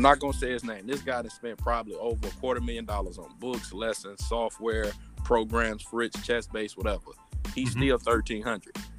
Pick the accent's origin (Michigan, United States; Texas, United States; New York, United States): Michigan, United States; Detroit; I'm from Detroit